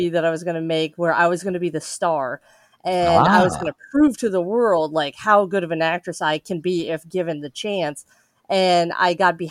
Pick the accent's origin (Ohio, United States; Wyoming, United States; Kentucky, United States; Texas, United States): Wyoming, United States; Casper; I am from Wyoming, a small town called Casper